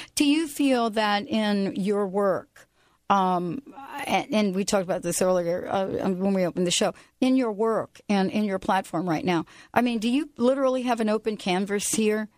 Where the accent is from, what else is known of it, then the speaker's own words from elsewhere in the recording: New Jersey, United States; now in Pacific Northwest, United States; I'm also from New Jersey